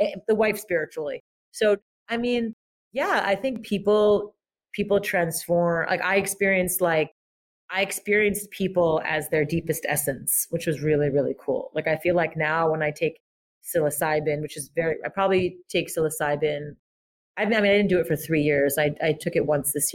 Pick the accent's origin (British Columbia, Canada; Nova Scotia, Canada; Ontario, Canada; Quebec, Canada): Quebec, Canada; Montreal; I grew up in French Montreal, like the Frenchest part of Montreal, Brossard.